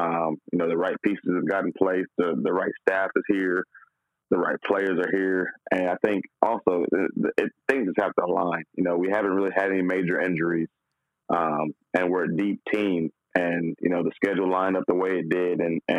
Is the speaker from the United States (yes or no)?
yes; Flint, Michigan, United States; also born or lived in Texas; And my family is we're originally from Flint, Michigan.